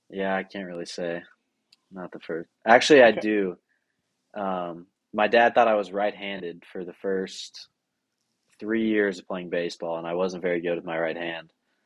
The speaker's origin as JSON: {"language": "English", "town": "Nashville", "region": "Tennessee", "country": "United States", "tie": "born or raised there", "said": "I was born in Nashville"}